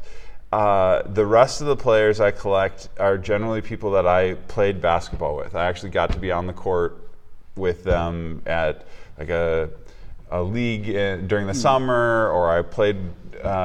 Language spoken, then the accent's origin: English; Minnesota, United States; moved away; growing up in Minnesota